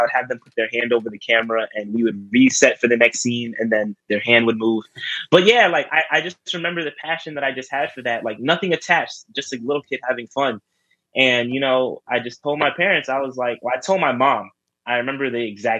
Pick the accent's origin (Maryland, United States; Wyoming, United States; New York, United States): New York, United States; New York City; born and raised in New York, born in Rosedale, Queens, to be exact. But yeah, I've lived in New York my whole life.